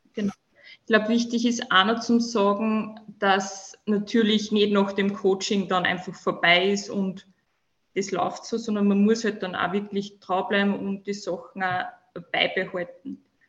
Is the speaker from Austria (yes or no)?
yes; Upper Austria, Austria; komme aus dem schönen Oberösterreich